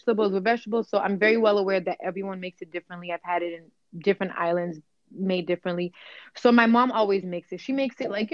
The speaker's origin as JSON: {"language": "English", "town": "Boston", "region": "Massachusetts", "country": "United States", "tie": "born or raised there", "also_born_or_lived": "Cape Verde", "first_language": "Cape Verdean Creole", "second_language": "English", "said": "I grew up in Dorchester, which a lot of people may know has a lot of Cape Verdean people."}